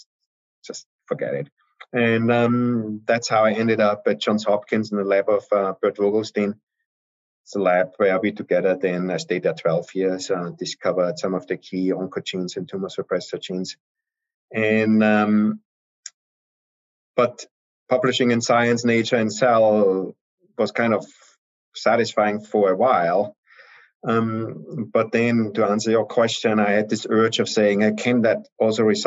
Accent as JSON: {"language": "English", "country": "Austria", "also_born_or_lived": "Heidelberg, Germany / Vienna, Austria", "moved": "as an adult", "said": "I'm originally from Austria"}